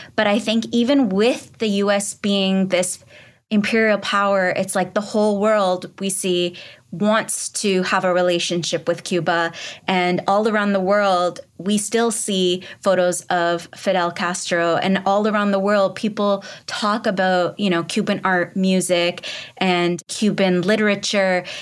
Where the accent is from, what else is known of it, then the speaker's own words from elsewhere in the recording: Pakistan; moved away; I'm from Pakistan originally